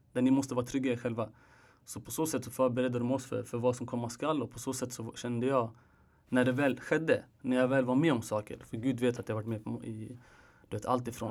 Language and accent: Swedish; Sweden; jag är född här